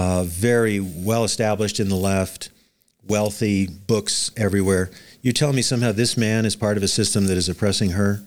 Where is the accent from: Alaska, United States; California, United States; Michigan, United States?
Alaska, United States; Anchorage; I was born in Anchorage, Ala, in Anchorage, Alaska in nineteen fifty-seven, so I am a native Alaskan